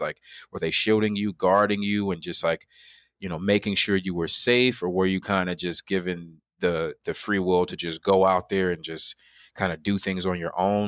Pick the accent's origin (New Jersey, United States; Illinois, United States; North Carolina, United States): Illinois, United States; Chicago; I'm from Chicago, Illinois. That's where I'm born and raised